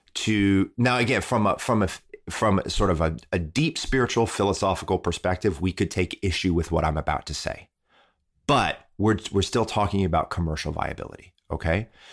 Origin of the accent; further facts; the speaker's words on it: Midwest, United States; I was raised in the Midwest